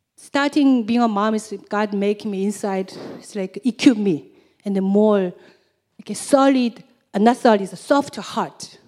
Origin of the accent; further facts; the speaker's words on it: South Korea; English is a second language; moved away; I'm from South Korea